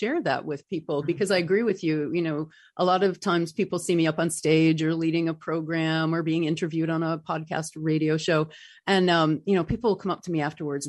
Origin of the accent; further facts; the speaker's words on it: North Country, upstate New York, United States; moved away; I'm from the North Country